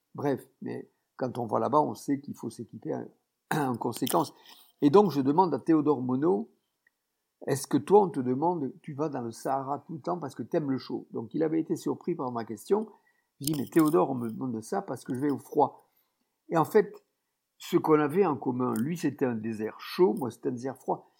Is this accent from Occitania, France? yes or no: yes; Tarn, Occitania, France; je suis né dans le Tarn, c'est un département euh, qui est dans le secteur de Toulouse